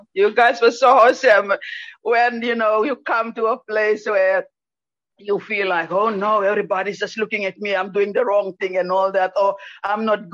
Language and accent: English; Papua New Guinea; now in Brisbane, Australia; I'm originally from Papua New Guinea. I live in Brisbane